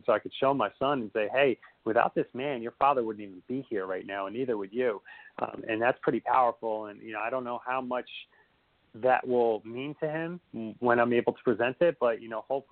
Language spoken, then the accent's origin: English; Union, New Jersey, United States; we grew up in Union, New Jersey